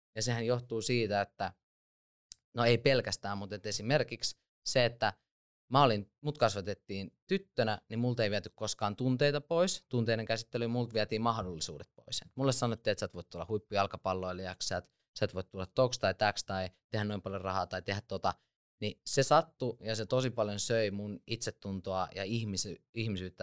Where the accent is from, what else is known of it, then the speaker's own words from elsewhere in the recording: Lahti, Päijänne Tavastia, Finland; also born or lived in Switzerland; mä oon syntynyt Sveitsissä, mutta sitten mut on kasvattanut sodan aikaiset isovanhemmat Lahdessa 90-luvun alussa